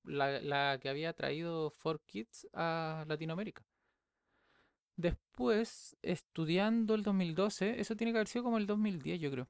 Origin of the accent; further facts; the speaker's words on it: Viña del Mar, Valparaíso, Chile; yo soy de Chile, soy de Viña del Mar.